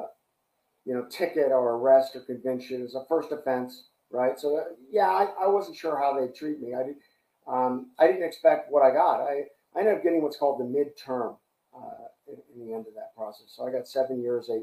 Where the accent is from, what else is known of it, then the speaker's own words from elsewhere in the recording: San Francisco, California, United States; I'm from San Francisco